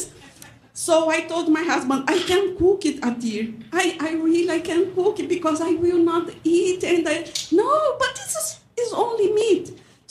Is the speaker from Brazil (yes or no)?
yes; Brazil; English is a second language; moved away as an adult; also born or lived in São Paulo; now in Muscatine, United States; I am from Brazil